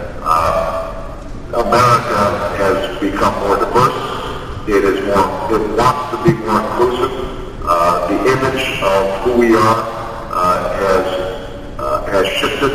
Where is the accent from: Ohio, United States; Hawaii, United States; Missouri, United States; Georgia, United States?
Hawaii, United States; moved away; also born or lived in Indonesia / Illinois; I was born in Hawaii, raised in the United States